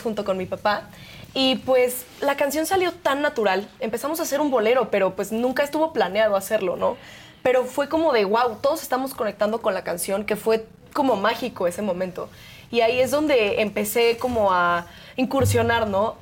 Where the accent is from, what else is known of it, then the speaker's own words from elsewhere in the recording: Mexico; nos definen como mexicanos, nuestra cultura